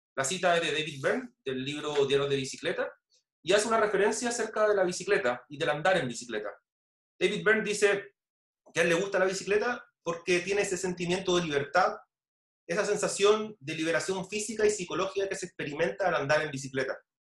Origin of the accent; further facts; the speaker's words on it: La Florida, Santiago Metropolitan Region, Chile; soy de la Florida.